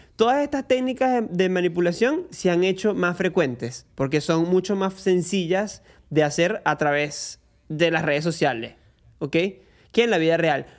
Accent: Venezuela; now in Argentina; me pueden ver como un venezolano en Argentina promedio

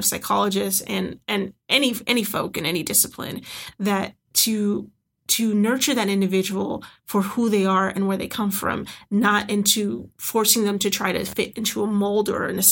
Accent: Chicago, Illinois, United States; moved away as an adult; also born or lived in Oregon; I'm originally from the Chicagoland area

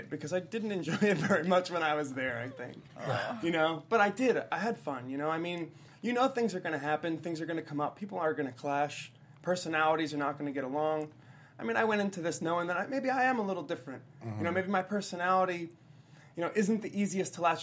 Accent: New Jersey, United States; I'm from New Jersey.

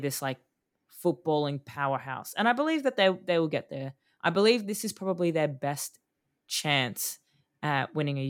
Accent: Australia; we're Australian

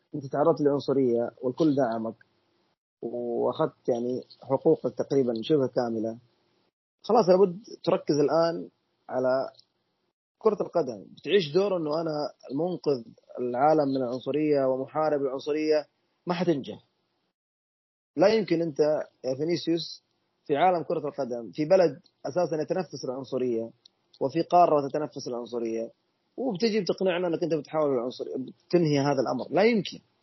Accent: Saudi Arabia; احنا كسعوديين

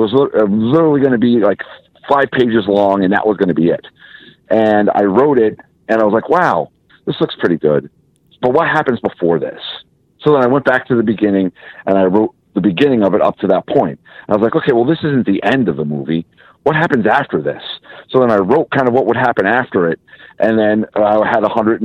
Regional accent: Massachusetts, United States; we're from the Northeast. I was born in Massachusetts

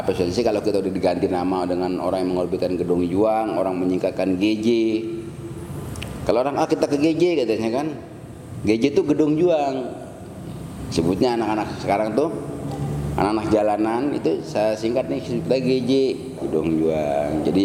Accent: Bekasi, West Java, Indonesia; kalau kita putra Bekasi sebukannya bukan sementara putra Bekasi aja karena Bekasi ini tuh intinya Jawa Barat

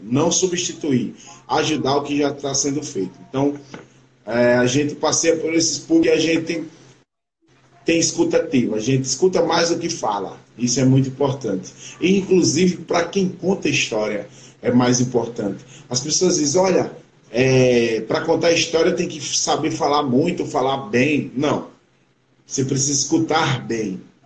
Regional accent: Brazil; eu sou Juquerense, Juquerense

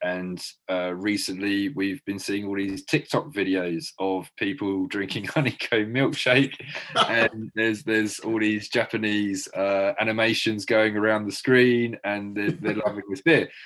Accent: Brighton, South East England, United Kingdom; when I was growing up in Brighton

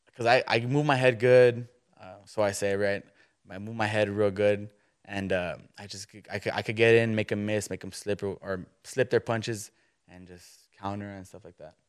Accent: McAllen, Texas, United States; now in Kerrville, United States; I'm from South Texas

